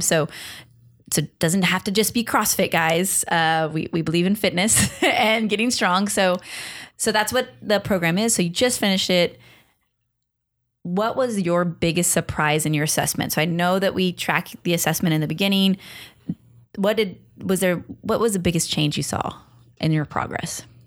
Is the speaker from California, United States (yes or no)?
yes; Long Beach, California, United States; You're in Long Beach. that's where I'm from